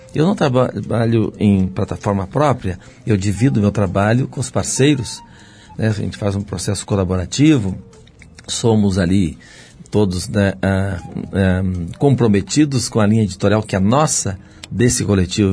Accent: Rio Grande do Sul, Brazil; moved away; Sou gaúcho

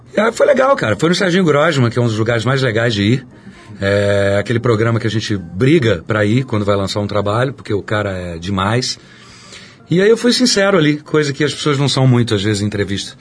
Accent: São Paulo, Brazil; also born or lived in Minas Gerais; eu sou mineiro, criado em São Paulo

